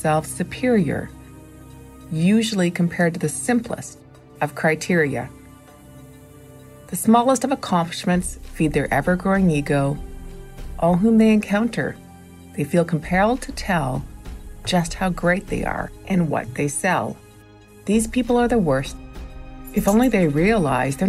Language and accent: English; Toronto, Ontario, Canada; I'm from the Toronto area